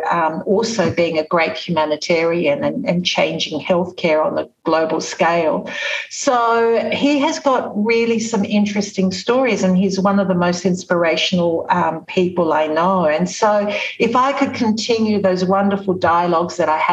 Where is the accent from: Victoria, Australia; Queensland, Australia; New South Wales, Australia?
New South Wales, Australia; Sydney; I was born in Sydney several years later